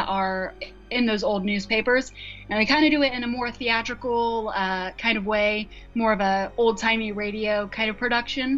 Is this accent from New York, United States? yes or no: no; Indiana, United States; here in my home state of Indiana